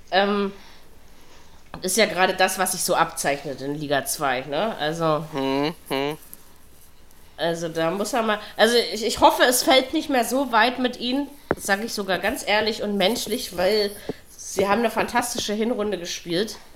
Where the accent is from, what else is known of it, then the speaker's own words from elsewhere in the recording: East Germany, Germany; also born or lived in West Berlin; now in Berlin, Germany; als Ossi, der in Westberlin lebt